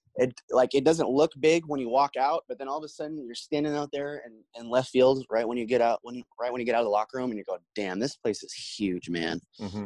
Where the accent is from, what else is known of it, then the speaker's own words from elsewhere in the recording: Portland, Oregon, United States; I'm from Portland